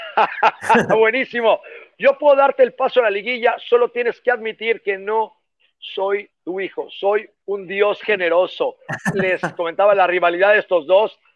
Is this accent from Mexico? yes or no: yes; Mexico; como mexicanos